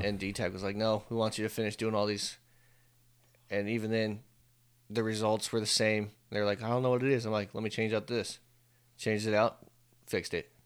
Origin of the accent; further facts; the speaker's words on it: Northern California, United States; moved away as an adult; now in Texas, United States; We're from Northern